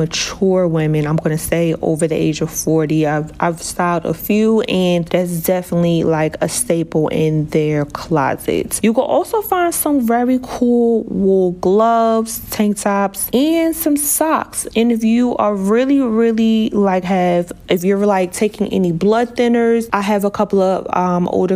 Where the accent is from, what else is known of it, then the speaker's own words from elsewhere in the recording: New Jersey, United States; also born or lived in Miami / Las Vegas; I am from New Jersey. I've been born and raised in New Jersey